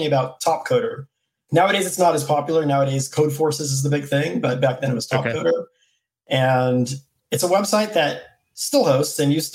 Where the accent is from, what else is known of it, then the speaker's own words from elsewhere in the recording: U.S. Virgin Islands; I'm from St. Thomas in the U.S. Virgin Islands